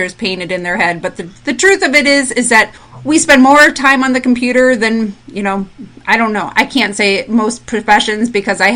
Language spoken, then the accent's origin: English; Michigan, United States; now in Fort Myers, United States; I'm originally from Michigan